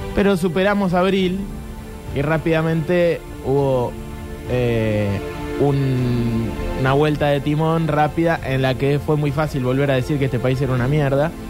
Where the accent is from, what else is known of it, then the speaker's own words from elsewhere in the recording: Argentina; yo soy argentino, porque nací acá